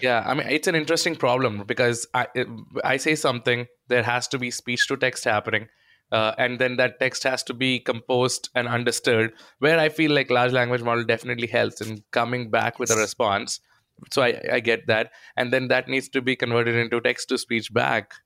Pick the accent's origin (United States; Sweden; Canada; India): India; accent: Indian; my Indian accent